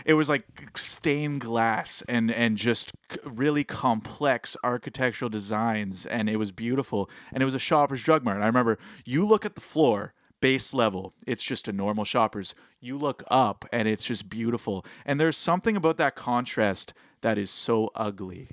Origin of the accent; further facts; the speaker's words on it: Ontario, Canada; we're from Ontario